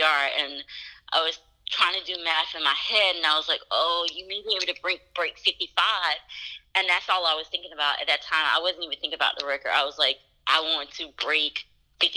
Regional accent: Atlanta, Georgia, United States; it's in my hometown

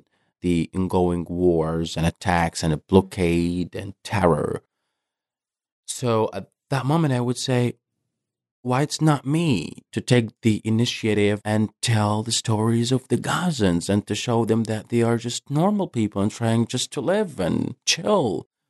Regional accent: Gaza Strip, Palestine; moved away as an adult; now in New York, United States; So I was born and raised in Gaza Strip, Palestine.

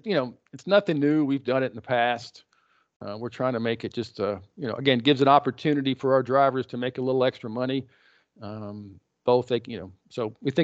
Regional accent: Texas, United States; we grew up in West Texas.

